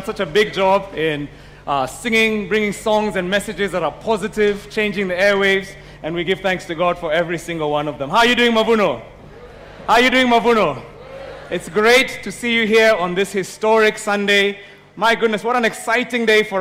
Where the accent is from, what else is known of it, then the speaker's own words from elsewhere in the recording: Mount Kenya region, Kenya; I come from Mount Kenya